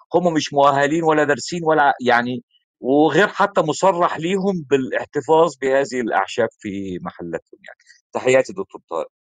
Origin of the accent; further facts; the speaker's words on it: Egypt; عندنا في مصر